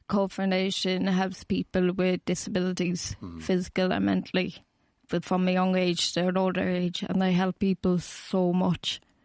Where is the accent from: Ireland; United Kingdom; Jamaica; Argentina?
Ireland; Cork, Munster; I'm from Cork, so I have to travel up from Dublin